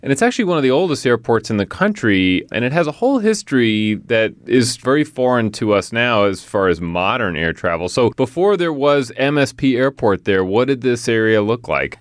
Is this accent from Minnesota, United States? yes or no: yes; Bloomington, Minnesota, United States; born and raised in Bloomington, Minnesota